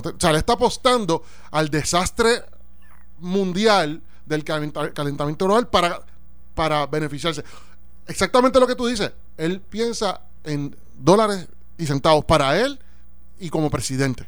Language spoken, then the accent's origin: Spanish; Puerto Rico; deseo eso como puertorriqueño